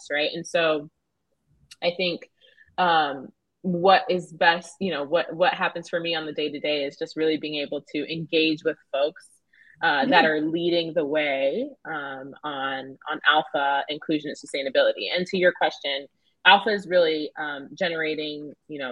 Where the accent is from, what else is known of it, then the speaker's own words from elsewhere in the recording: Southern Georgia, United States; I grew up in Southern Georgia